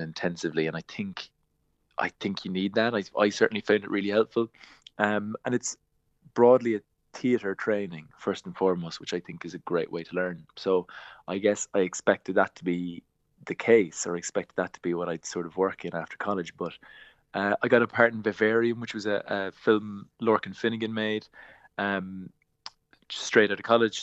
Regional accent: Glanmire, Munster, Ireland; I'm from Glanmyr in Cork

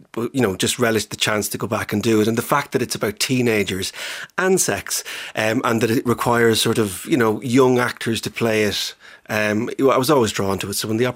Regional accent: Cavan, Ulster, Ireland; Well, I didn't. I'm from Cavan.

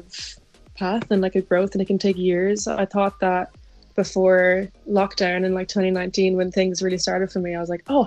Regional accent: County Kildare, Ireland; moved away as an adult; now in London, United Kingdom; I'm from Kildare in Ireland. I lived there all my life.

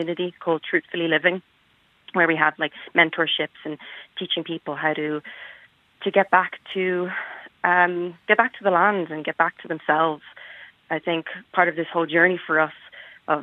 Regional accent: Dublin, Leinster, Ireland; moved away as an adult; now in Minnesota, United States; I grew up in Dublin

